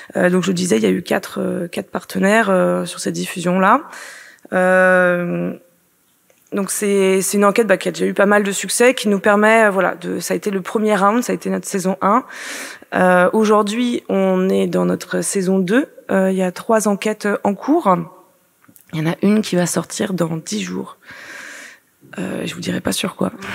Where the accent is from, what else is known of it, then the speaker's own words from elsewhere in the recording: Finistère, Brittany, France; je suis bretonne, euh, je suis finistérienne